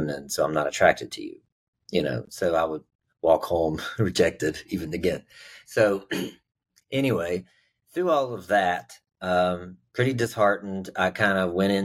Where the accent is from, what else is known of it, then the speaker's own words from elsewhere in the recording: West Virginia, United States; I grew up in West Virginia